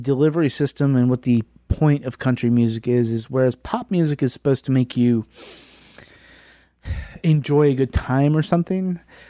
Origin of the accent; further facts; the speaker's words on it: Southwest Virginia, United States; I come from Southwest Virginia